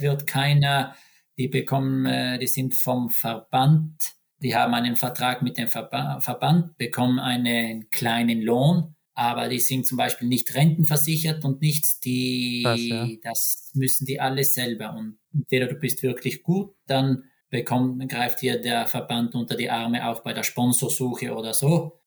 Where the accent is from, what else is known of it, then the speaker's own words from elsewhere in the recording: South Tyrol, Trentino-Alto Adige, Italy; moved away as an adult; now in Norway; für mich als Südtiroler